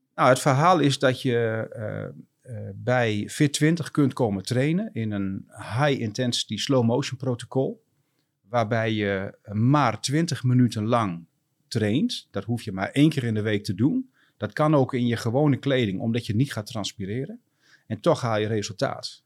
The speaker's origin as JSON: {"language": "Dutch", "region": "Groningen", "country": "Netherlands", "tie": "born or raised there", "said": "ik ben eh, geboren en getogen eh, Groninger."}